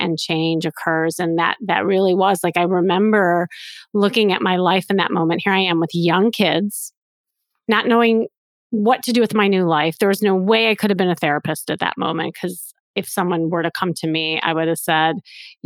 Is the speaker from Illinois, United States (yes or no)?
yes; Chicago, Illinois, United States; I am from Chicago and I had this kind of traditional life.